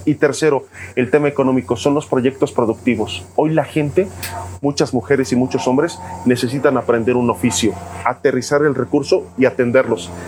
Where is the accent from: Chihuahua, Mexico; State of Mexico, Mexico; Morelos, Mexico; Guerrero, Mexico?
Morelos, Mexico; Jiutepec; nací en Jutepec, soy de Jutepec